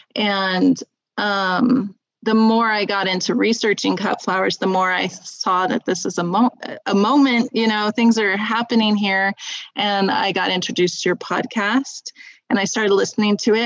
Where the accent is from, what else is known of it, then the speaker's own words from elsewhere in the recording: Southern California, United States; moved away as an adult; now in Utah, United States; I grew up in Southern California near some really great farmers markets